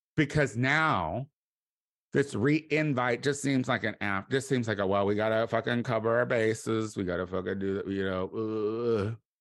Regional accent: Midwest, United States; I'm from the Midwest

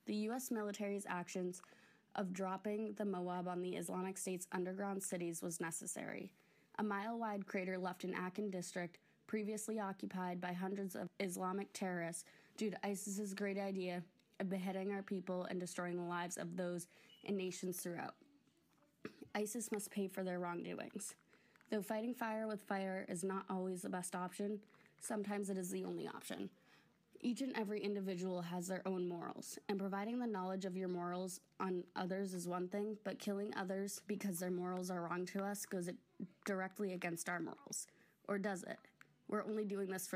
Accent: United States; As an American

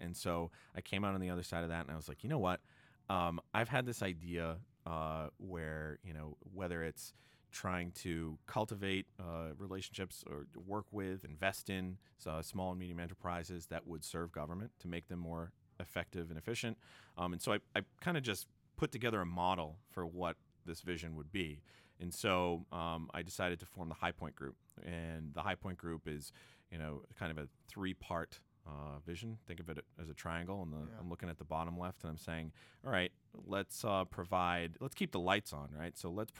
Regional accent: Quincy, Massachusetts, United States; I'm working with a friend of mine who's a BC High grad, actually, and also a Boston College grad, and we grew up together in Quincy.

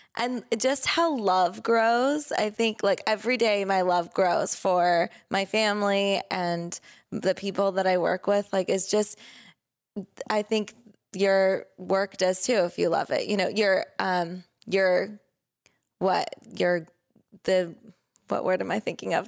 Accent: Southern California, United States; also born or lived in Oregon; we grew up here in Southern California

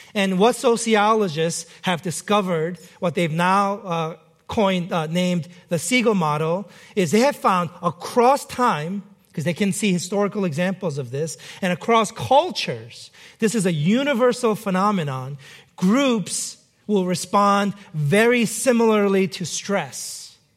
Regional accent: New York City, New York, United States; moved away; growing up in New York City

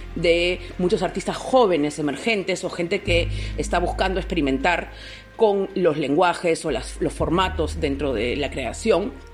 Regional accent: Peru; los peruanos somos

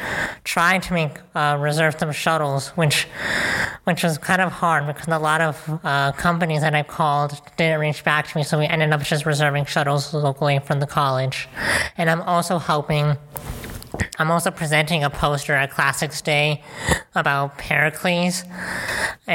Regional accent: Chicago, Illinois, United States; I'm from Chicago, Illinois

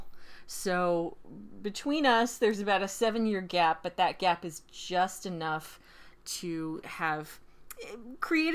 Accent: Pacific Northwest, United States; I'm from the Pacific Northwest

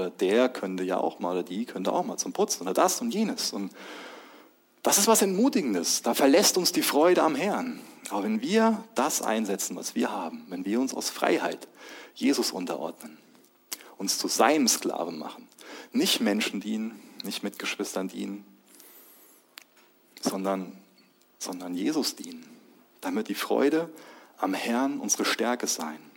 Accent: Germany; Ich bin Ehemann von, von Lois. Ich bin Papa. Ich bin Deutscher.

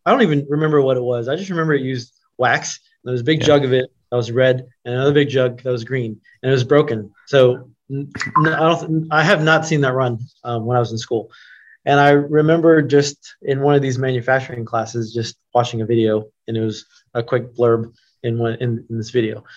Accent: Oklahoma City, Oklahoma, United States; also born or lived in Los Angeles; now in Columbus, United States; i grew up in oklahoma city um, i was born in los angeles but we moved to oklahoma city when i was about three or so

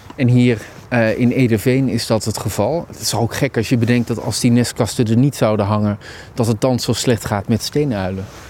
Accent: Neede, Gelderland, Netherlands; ik ben opgegroeid in Nede, in de Achterhoek

